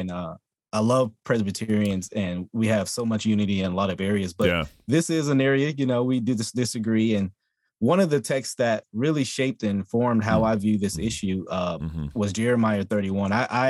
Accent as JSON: {"language": "English", "region": "Texas", "country": "United States", "tie": "born or raised there", "also_born_or_lived": "Louisiana", "said": "I was born in Louisiana, and my mom made the right decision to get us out at a young age to come to Texas."}